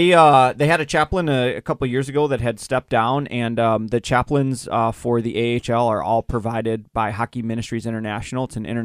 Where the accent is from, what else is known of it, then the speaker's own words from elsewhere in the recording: Waupaca, Wisconsin, United States; Waupaca, Wisconsin.